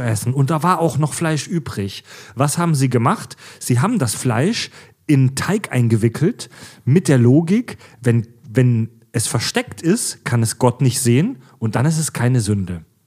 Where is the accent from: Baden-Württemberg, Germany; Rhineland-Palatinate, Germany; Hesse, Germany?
Baden-Württemberg, Germany; Swabia; ich komme ja aus dem Schwabeländle, aus dem äh, äh, baden-württembergischen Raum, Südwestdeutschland